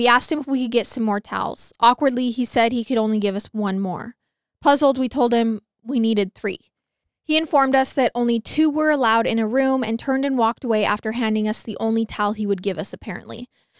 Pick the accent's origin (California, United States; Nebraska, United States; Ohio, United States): Nebraska, United States; I grew up in Nebraska, right along Interstate 80, which is a very high trafficking interstate.